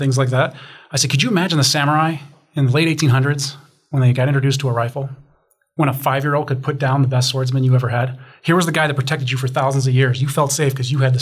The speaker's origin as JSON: {"language": "English", "town": "Chicago", "region": "Illinois", "country": "United States", "said": "I'm from Chicago, so I talk basements."}